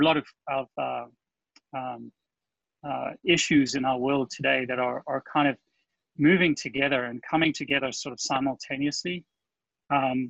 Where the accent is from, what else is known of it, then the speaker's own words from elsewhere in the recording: South Africa; accent: South African; moved away as an adult; also born or lived in California; now in Florida, United States; My accent is South African. I moved to the US in 2000